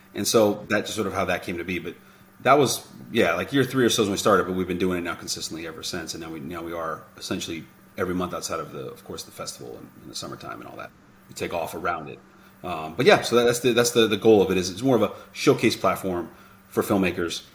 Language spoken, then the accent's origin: English; Miami, Florida, United States; moved away as an adult; now in Los Angeles, United States; I grew up in Miami